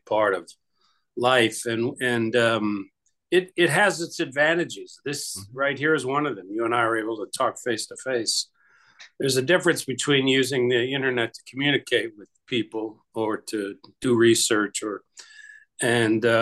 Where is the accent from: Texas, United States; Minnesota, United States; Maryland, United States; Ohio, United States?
Ohio, United States; Youngstown; I grew up in Youngstown, Ohio